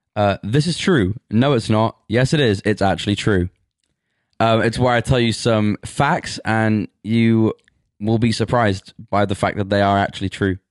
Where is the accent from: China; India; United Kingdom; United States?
United Kingdom; England; I'm from England, that's how it works, you root for your country